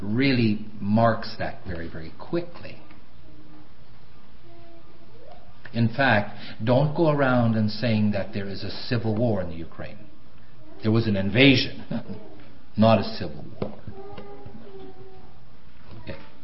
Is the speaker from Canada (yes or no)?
yes; Canada; now in United States; I know I'm half American now, but there's something about me that's still strongly Canadian